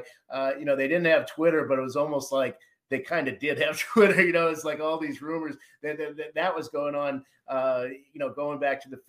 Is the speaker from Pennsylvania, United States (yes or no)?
no; Boston, Massachusetts, United States; I grew up in Boston